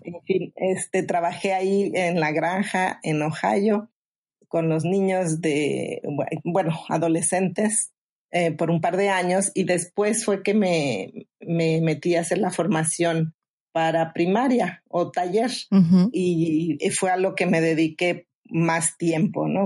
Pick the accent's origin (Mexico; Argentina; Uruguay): Mexico; now in Phoenix, United States; soy originaria de México